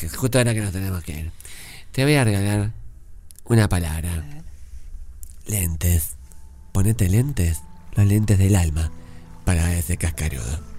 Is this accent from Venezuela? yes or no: no; Uruguay; Porque yo soy uruguayo.